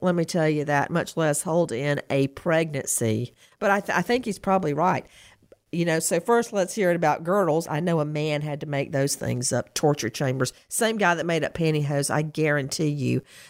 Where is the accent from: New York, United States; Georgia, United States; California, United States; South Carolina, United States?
Georgia, United States; Bibb County; moved away; I came from Bibb County. That's not even in a city, for Pete's sake.